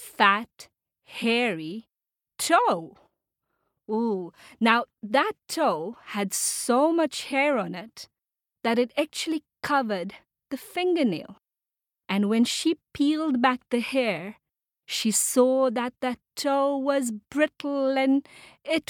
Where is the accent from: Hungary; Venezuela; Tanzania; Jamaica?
Tanzania; I come from Tanzania, which is a country in East Africa